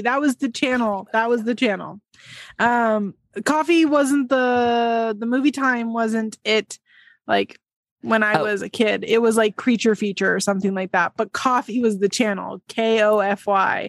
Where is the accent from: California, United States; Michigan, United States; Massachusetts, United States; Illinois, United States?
California, United States; San Francisco Bay Area; I'm from the Bay Area, the San Francisco Bay Area